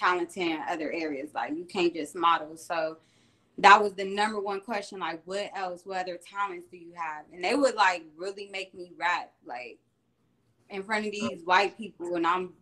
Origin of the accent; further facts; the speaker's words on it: Columbus, Ohio, United States; I'm from Columbus, Ohio, 614, you know, home of the Buckeyes